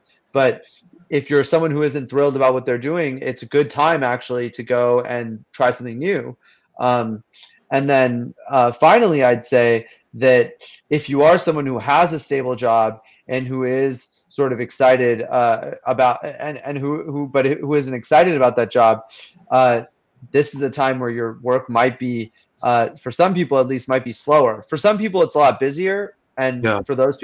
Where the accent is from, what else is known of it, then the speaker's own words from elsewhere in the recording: Fremont, California, United States; moved away as an adult; now in Oxford, United Kingdom; I grew up in Fremont